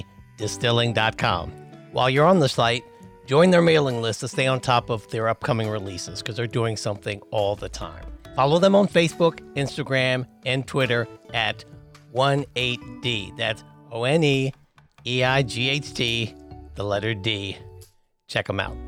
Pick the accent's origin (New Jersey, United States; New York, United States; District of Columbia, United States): District of Columbia, United States; Washington; my hometown of Northeast Washington, D.C.